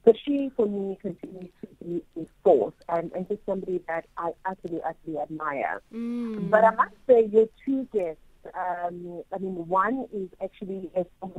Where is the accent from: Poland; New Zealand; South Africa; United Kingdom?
South Africa; you've got to be able to understand as a South African that you're part of a far larger community that includes beyond our borders